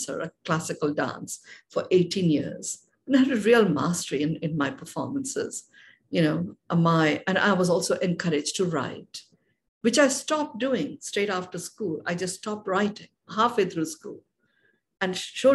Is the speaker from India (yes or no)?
yes; India; I was born and brought up in India